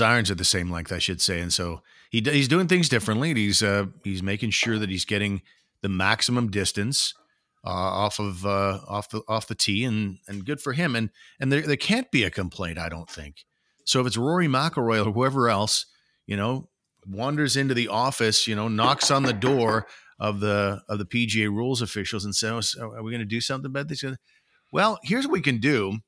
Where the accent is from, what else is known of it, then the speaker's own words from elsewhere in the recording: Canada; as a Canadian